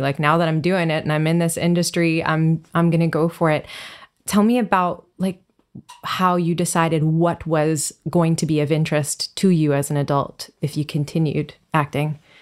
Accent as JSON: {"language": "English", "country": "Canada", "tie": "born or raised there", "said": "I grew up in Canada"}